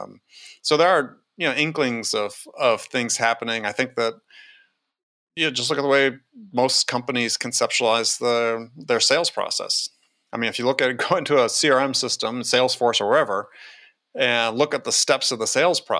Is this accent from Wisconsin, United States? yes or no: yes; Wisconsin, United States; I grew up in Wisconsin.